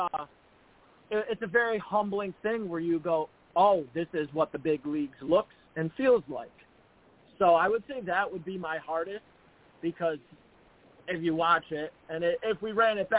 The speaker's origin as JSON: {"language": "English", "town": "Buffalo", "region": "New York", "country": "United States", "said": "I'm from Buffalo, New York, and I'm right now in Buffalo training"}